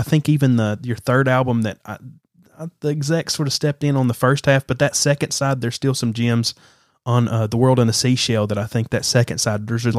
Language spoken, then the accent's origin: English; Alabama, United States; because I'm from Alabama.